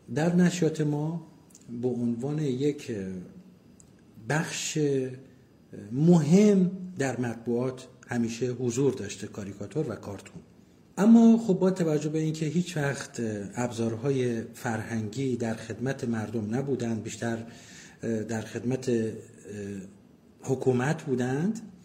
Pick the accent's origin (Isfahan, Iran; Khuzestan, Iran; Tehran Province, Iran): Khuzestan, Iran; Abadan; متولد 1352 آبادان